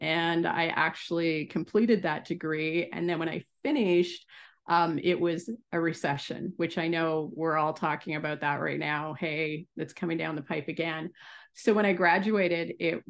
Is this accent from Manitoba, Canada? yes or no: no; Salisbury, New Brunswick, Canada; moved away as an adult; also born or lived in Guelph, Ontario / Nova Scotia; now in Ontario, Canada; I grew up on the East Coast, so in Nova Scotia and New Brunswick.